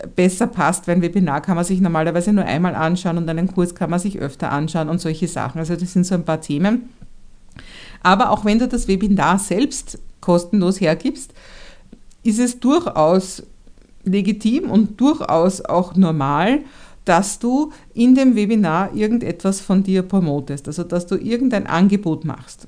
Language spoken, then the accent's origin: German; Vienna, Austria; ich als Wienerin